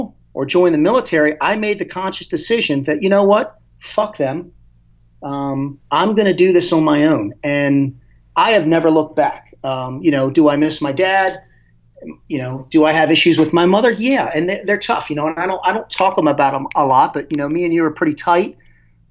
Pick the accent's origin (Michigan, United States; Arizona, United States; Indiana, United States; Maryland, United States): Maryland, United States; Dundalk; I grew up in Dundalk, Maryland, which is not a good part of town